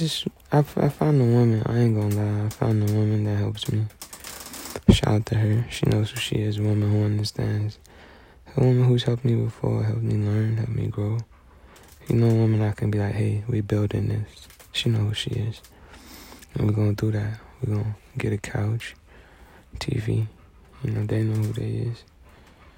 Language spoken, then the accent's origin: English; United States; I'm American